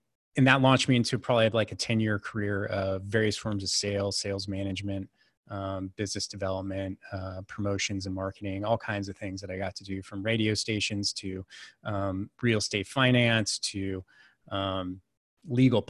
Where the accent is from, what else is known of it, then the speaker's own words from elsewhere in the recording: Silicon Valley, California, United States; I grew up in California, in the Silicon Valley before it was the Silicon Valley